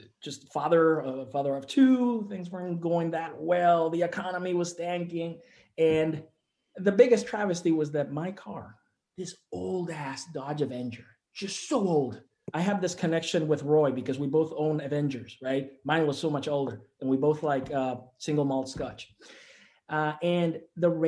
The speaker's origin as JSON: {"language": "English", "country": "Puerto Rico", "moved": "yes", "said": "I'm from Puerto Rico. We don't have sports radio in Puerto Rico"}